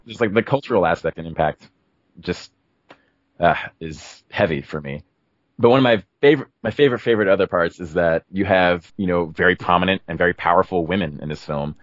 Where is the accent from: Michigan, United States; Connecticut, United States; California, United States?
California, United States; Oakland; I am actually from Oakland